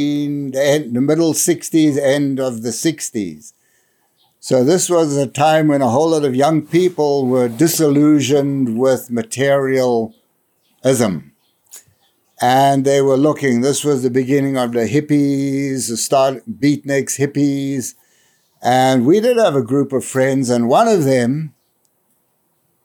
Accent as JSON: {"language": "English", "country": "South Africa", "tie": "born or raised there", "moved": "as an adult", "lives_now": "New Hampshire, United States", "said": "I was born in South Africa in 1949"}